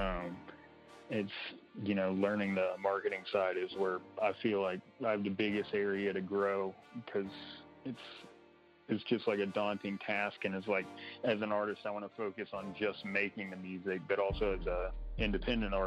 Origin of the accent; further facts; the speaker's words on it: Kilgore, Texas, United States; moved away as an adult; now in Bentonville, United States; I'm from Kilgore, Texas, which is around Longview and Tyler